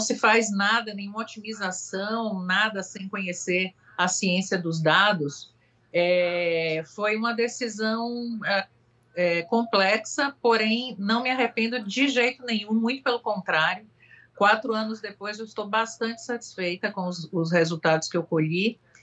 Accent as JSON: {"language": "Portuguese", "town": "Salvador", "region": "Bahia", "country": "Brazil", "also_born_or_lived": "France", "moved": "yes", "said": "eu sou de Salvador, né? Não só pelo meu sotaque"}